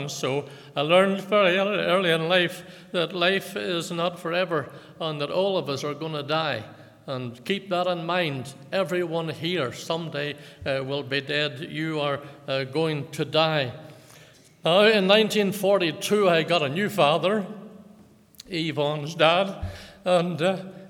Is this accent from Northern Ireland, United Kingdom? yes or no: yes; Lisburn, Northern Ireland, United Kingdom; I was born in Lagan Valley Hospital in Lisburn in 1936